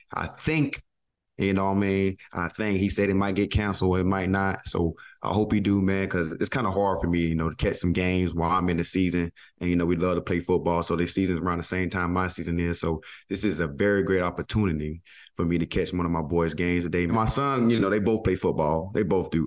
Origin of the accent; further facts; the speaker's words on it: the South, United States; I'm from the South